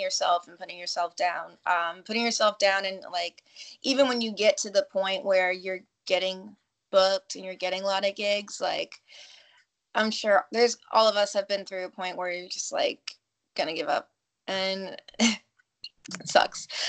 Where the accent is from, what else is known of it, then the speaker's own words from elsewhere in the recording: New York, United States; I grew up in New York.